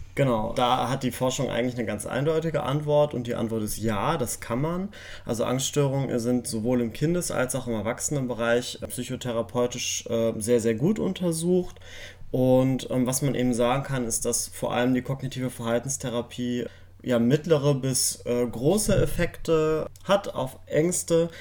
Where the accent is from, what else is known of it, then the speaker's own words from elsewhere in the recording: Germany; bei uns in Deutschland